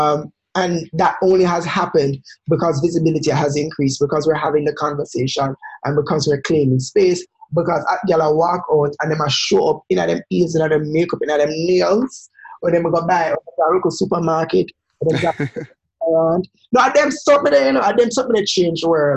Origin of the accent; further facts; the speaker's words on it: Jamaica; I'm Jamaican